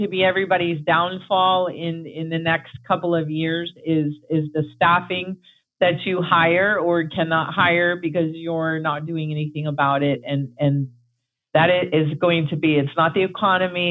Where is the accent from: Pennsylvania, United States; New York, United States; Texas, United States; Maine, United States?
New York, United States; now in Florida, United States; I'm from New York, so we say humans.